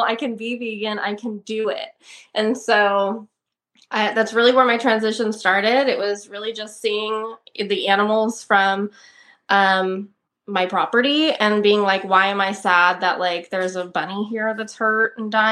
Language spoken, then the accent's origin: English; Turlock, California, United States; also born or lived in Ballico, California / Ceres, California; I was born in Turlock. I lived there till I was about 11 years old, and my family up and moved to a almond ranch in Balico